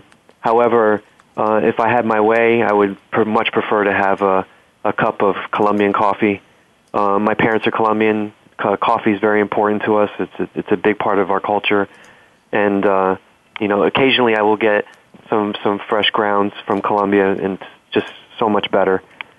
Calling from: Virginia, United States; I'm calling from Virginia today

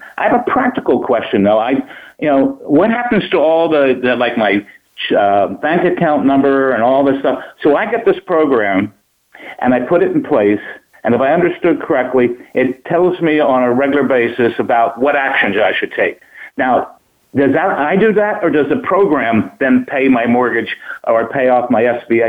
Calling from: Scottsdale, Arizona, United States; Scottsdale, Arizona.

